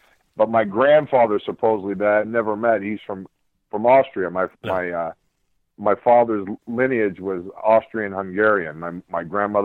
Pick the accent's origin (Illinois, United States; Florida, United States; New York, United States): Florida, United States; Miami; I'm born and raised in Miami